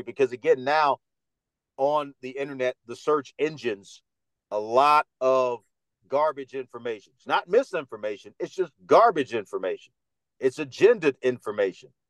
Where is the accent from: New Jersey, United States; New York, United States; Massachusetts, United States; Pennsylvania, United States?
New York, United States; New York City; accent: Dominican; also born or lived in North Carolina / Dominican Republic / Los Angeles; now in Las Vegas, United States; I'm from Harlem